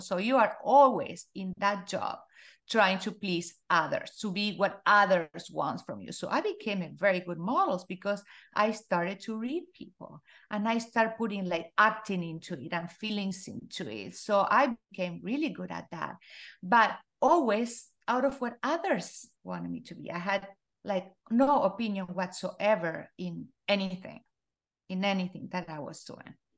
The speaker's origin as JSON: {"language": "English", "country": "Argentina", "tie": "born or raised there", "said": "I was born in Argentina, uh, and I grew up in a very small town."}